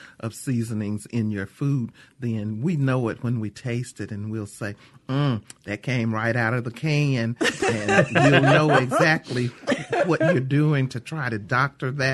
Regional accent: Mississippi, United States; I'm from Mississippi

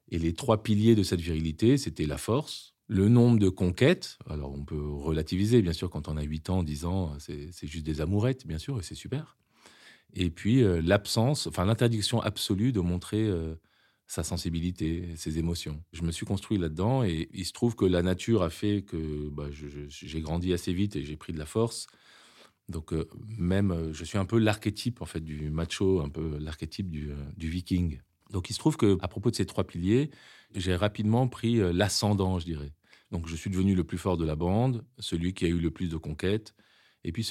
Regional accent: Lebanon; born there; Je suis né en 74 au Liban, un pays à l'époque magnifique où mes parents se sont rencontrés et ont vécu euh, parmi leurs plus belles années.

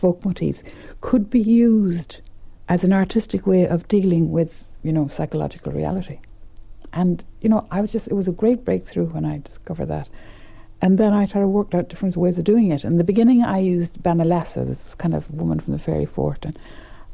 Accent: West Kerry, Munster, Ireland; moved away; also born or lived in Dublin; When I came to Dublin from West Kerry

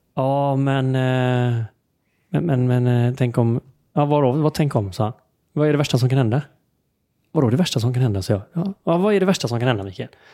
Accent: Sweden; vi som svenskar

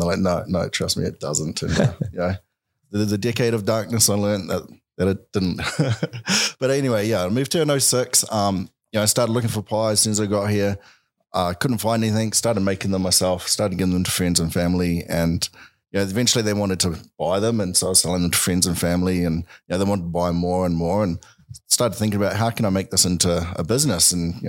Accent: New Zealand; moved away as an adult; now in Edmonton, Canada; So I grew up in New Zealand.

